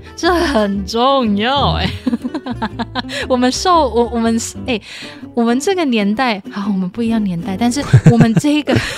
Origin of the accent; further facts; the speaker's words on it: Taiwan; 在台湾我们所受到的性教育